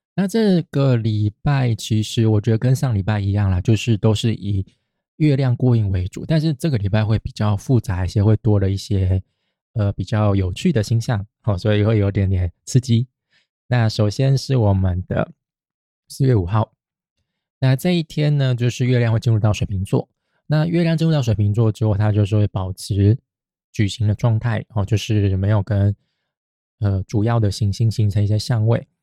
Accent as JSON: {"language": "Chinese", "country": "Taiwan", "said": "就跟我们台湾人也是啊，就嫌弃日本人的纳豆臭一样"}